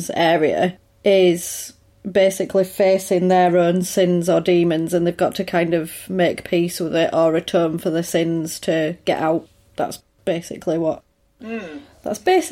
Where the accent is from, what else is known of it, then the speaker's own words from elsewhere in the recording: England, United Kingdom; I'm English.